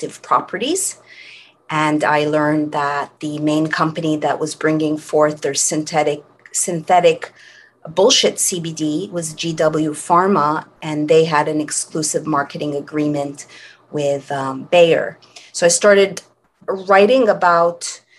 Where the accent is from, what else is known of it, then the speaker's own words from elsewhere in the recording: Montreal, Quebec, Canada; now in California, United States; I hail originally from Montreal, Canada.